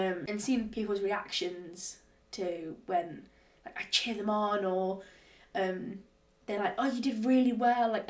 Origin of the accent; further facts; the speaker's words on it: Nottingham, East Midlands, United Kingdom; moved away as an adult; I'm originally from Nottingham